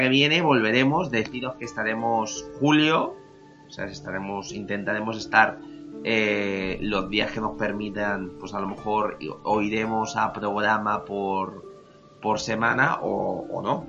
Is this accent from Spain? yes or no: yes; Spain; por ser español